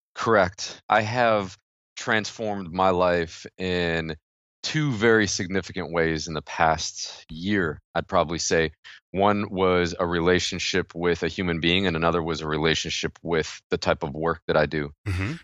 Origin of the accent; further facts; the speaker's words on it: New York, United States; I'm from New York